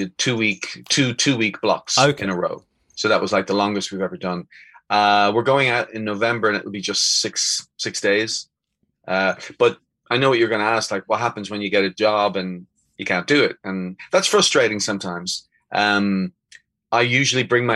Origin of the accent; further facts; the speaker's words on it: Dublin, Leinster, Ireland; now in Spain; I'm from Dublin